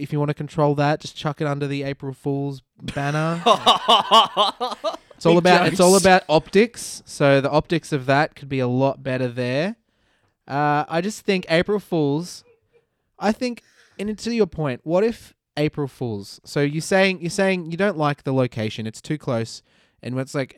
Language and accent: English; Australia; accent: Australian; I am Australian. I have an Australian accent